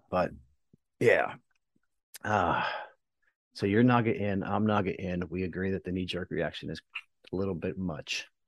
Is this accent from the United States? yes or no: yes; United States; now in Houston, United States; I'm from very close